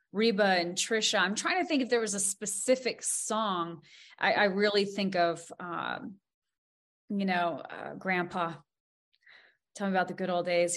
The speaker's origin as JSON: {"language": "English", "region": "Montana", "country": "United States", "tie": "born or raised there", "said": "growing up in Montana, we we had a lot of really tough days you know growing up on a farm"}